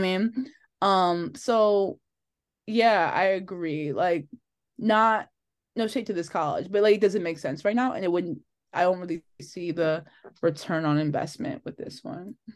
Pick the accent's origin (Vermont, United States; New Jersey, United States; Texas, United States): New Jersey, United States; Linden; also born or lived in Elizabeth, New Jersey; I grew up in Linden.